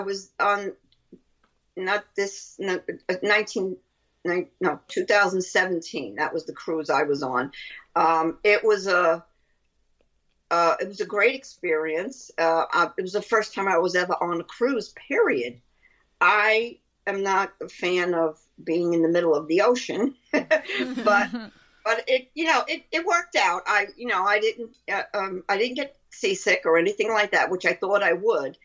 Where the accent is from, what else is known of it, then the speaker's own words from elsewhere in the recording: New York City, New York, United States; accent: Brooklyn; That's my Brooklyn accent.